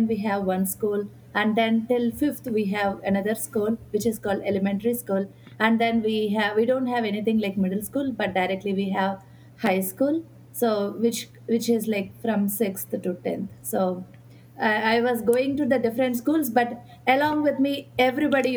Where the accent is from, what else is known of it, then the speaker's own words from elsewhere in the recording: Sriharikota, Andhra Pradesh, India; moved away as an adult; I grew up in India, Sriharikota